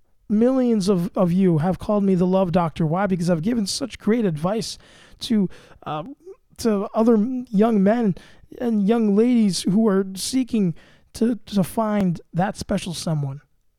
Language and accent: English; the South, United States; accent: Southern; And I will say that my Southern accent is, I've been working on it.